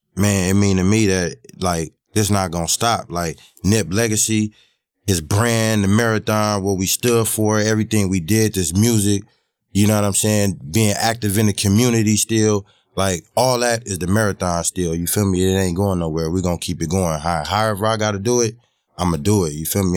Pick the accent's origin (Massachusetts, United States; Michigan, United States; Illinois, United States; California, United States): California, United States; Los Angeles; I grew up on Crenshaw Slaughter